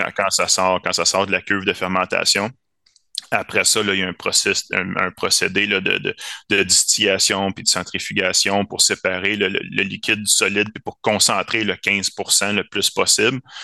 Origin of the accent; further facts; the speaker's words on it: Varennes, Quebec, Canada; je venais de la région de Varennes, puis que j'habitais là